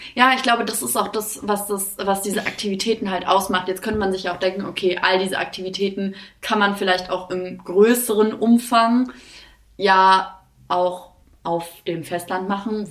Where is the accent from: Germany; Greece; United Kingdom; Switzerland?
Greece; moved away; ich komme ja aus Griechenland und ähm, wir Griechen